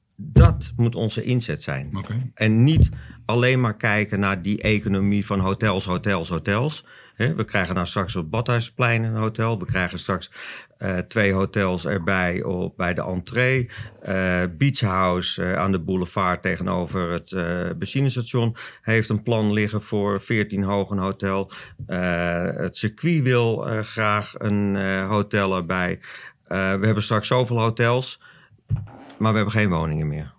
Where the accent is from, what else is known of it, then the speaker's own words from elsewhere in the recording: Zandvoort, North Holland, Netherlands; ik ben geboren op Zandvoort, ook dat nog. Dus ik heb ook nog eh, mijn hele leven eh, hier gewoond.